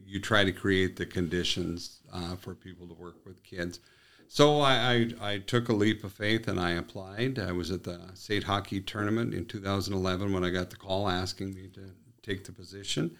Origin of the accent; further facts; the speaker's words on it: Willow City, North Dakota, United States; moved away as an adult; also born or lived in Arizona / Turtle Mountain Indian Reservation; now in Minot, United States; my hometown of Willow City